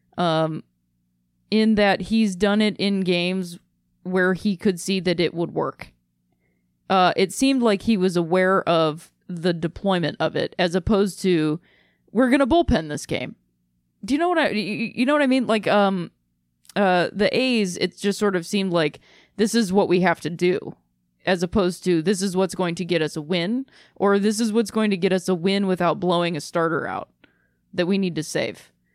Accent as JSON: {"language": "English", "town": "Akron", "region": "Ohio", "country": "United States", "tie": "born or raised there", "moved": "yes", "said": "I had a great time in my hometown."}